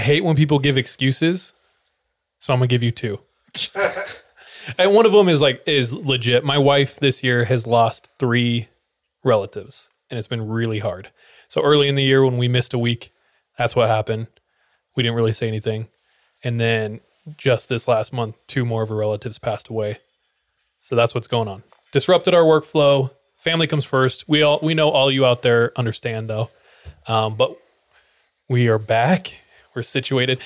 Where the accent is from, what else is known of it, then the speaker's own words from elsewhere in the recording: California, United States; moved away; originally from California